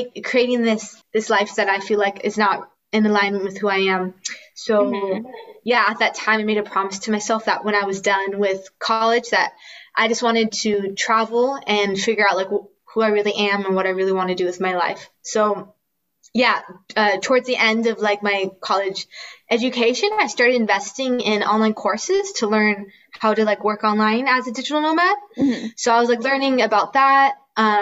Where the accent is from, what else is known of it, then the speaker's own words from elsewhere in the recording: California, United States; moved away as an adult; now in Spain; I'm originally from California, and I was born and raised there. But right now I'm in Spain